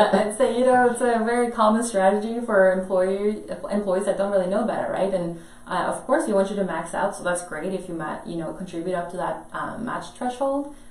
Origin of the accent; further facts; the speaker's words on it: Norway; moved away; I'm from Norway originally